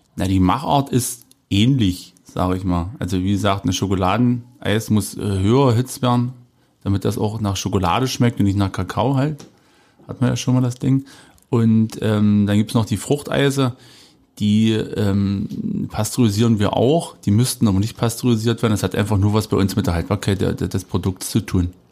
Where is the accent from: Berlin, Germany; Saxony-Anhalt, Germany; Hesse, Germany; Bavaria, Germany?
Saxony-Anhalt, Germany; Jessen; ich komme aus einem kleinen Ort, da gab es eine Eisdiele